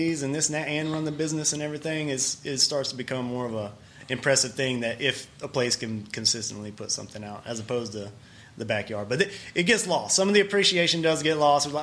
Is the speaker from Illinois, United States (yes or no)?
no; Bruton's Mill, near Winnfield and Dodson, Louisiana, United States; also born or lived in Shreveport; Halfway between Winfield and Dotson, if you went back towards Goldana. Okay, yeah. Out in the middle of nowhere. So, that's where I grew up